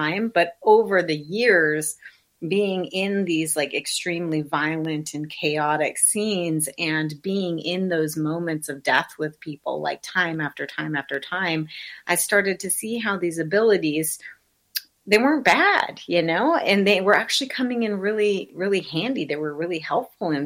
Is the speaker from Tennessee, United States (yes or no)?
no; South Dakota, United States; I was raised in South Dakota in the Midwest, in the middle of nowhere in a very small town, pre-internet